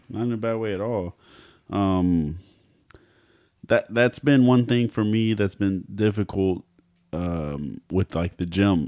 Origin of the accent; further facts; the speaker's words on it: Texas, United States; I'm not from here. Like, I'm from Texas